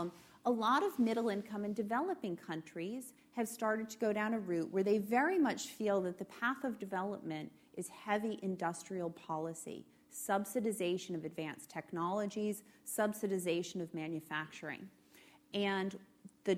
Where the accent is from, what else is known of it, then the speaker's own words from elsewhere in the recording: United States; as an American